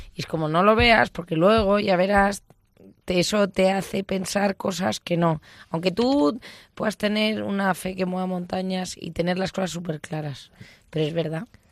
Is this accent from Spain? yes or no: yes; Basque Country, Spain; yo soy, soy vasca